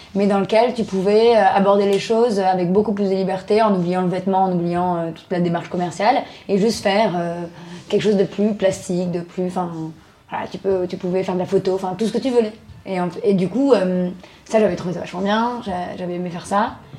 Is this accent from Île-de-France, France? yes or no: yes; Arcueil, Île-de-France, France; moved away as an adult; now in Bagnolet, France; J'ai grandi à Arcueil, dans le 94, dans le sud, euh, banlieue sud